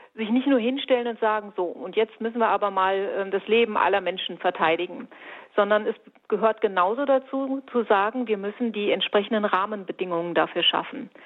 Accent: Fulda, Hesse, Germany; bei uns in Fulda

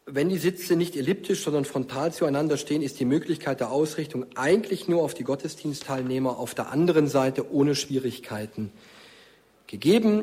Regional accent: near Stuttgart, Baden-Württemberg, Germany; born or raised there

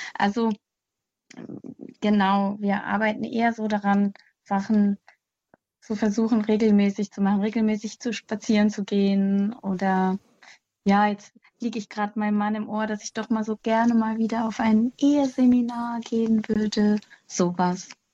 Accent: Mettmann, North Rhine-Westphalia, Germany; now in Hüttenberg, Germany; ich komme eigentlich aus der Nähe von Düsseldorf, Mettmann

